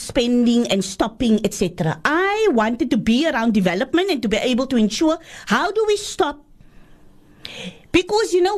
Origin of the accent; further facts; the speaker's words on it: Cape Town, Western Cape, South Africa; I was brought up in Boerkop, I know the minstrels for many, many years, coming from the flats